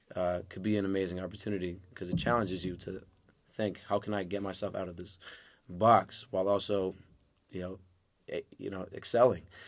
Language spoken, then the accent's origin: English; New York City, New York, United States; also born or lived in Manhasset, New York / Lawrence, New York; I grew up in Far Rockaway. I was born in Manhasset